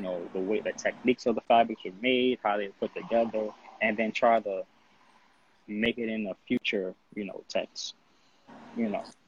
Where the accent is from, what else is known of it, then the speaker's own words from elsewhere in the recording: United States; as an American design designer